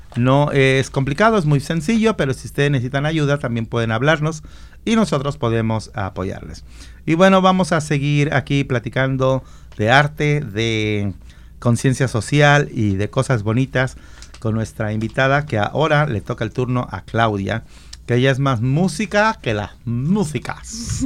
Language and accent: Spanish; Jalisco, Mexico; now in United States; yo soy de Jalisco.